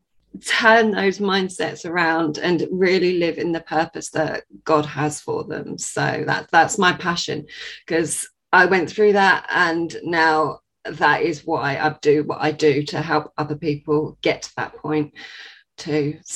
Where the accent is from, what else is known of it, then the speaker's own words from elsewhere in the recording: Sussex, South East England, United Kingdom; I am from Sussex in England.